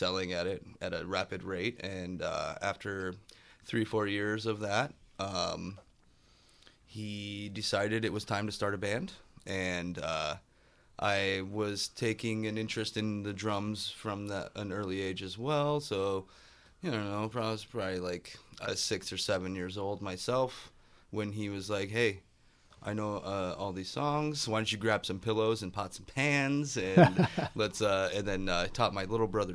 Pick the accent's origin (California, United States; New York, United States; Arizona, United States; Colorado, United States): Colorado, United States; Fort Collins; moved away as an adult; also born or lived in Florida / southwest Michigan; now in Michigan, United States; But, I grew up in Fort Collins, Colorado. I was born in Florida. Ended up in Fort Collins when I was about 4 years old.